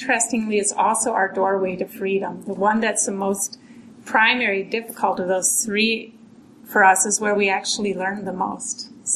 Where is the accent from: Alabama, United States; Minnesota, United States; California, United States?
Minnesota, United States; Minneapolis; now in Massachusetts, United States; I was born and raised here. Not far, near Lake Harriet